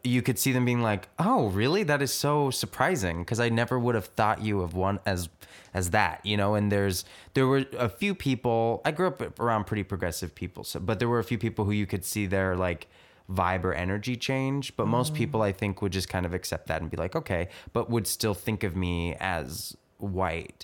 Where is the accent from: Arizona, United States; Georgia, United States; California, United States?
California, United States; Los Angeles; first language English; I grew up in Eagle Rock, which is actually is not too far from Arcadia